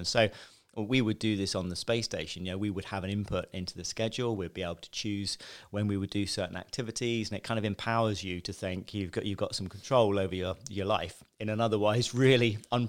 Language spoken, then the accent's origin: English; Westbourne, South East England, United Kingdom; I grew up in Chichester, Westbourne, a small village. And really ordinary childhood, you know, middle class family. Grew up in a small village, went to a state school